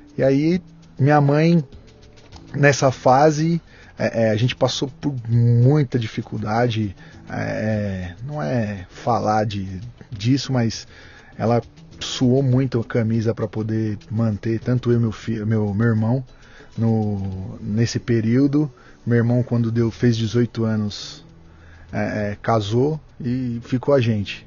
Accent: Santo André, São Paulo, Brazil; also born or lived in São Caetano do Sul; Eu sou de Santo André, nasci em São Caetano e moro em Santo André.

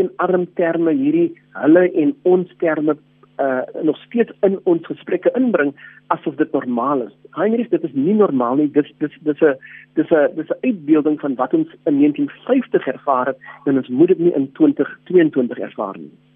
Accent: Cape Town, Western Cape, South Africa; ons wat op die Kaapse vlakte groot geword het en geleef het met daai geweld en armoede

